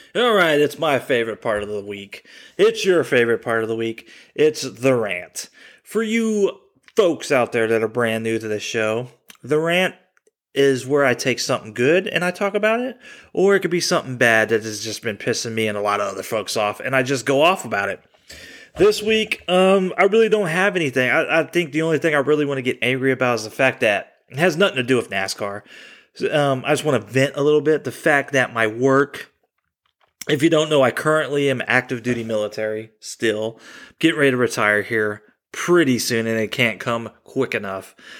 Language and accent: English; Texas, United States; now in Indiana, United States; I was born in Texas